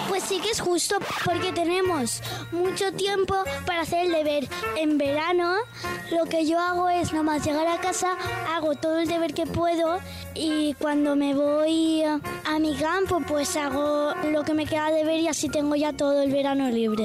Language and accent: Spanish; Palencia, Castile and León, Spain; tengo 11 años y soy de Palencia.